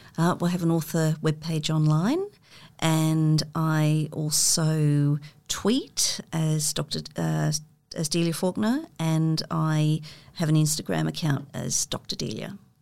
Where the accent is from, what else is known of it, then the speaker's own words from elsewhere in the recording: Sydney, New South Wales, Australia; I grew up in Sydney in the sort of late sixties and, and, early seventies in in McMahon's Point